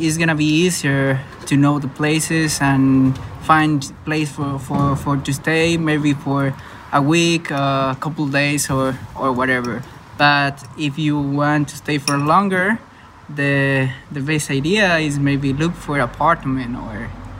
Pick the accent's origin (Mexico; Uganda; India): Mexico; I'm from Mexico.